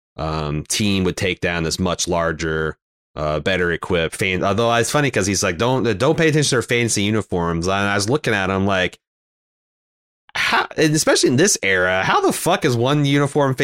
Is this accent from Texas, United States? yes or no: no; Mooresville, Indiana, United States; when I was growing up in Mooresville